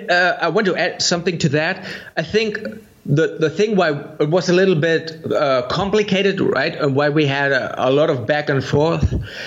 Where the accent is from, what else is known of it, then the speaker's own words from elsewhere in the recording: Germany; English is a second language; because I'm from Germany and you're from the US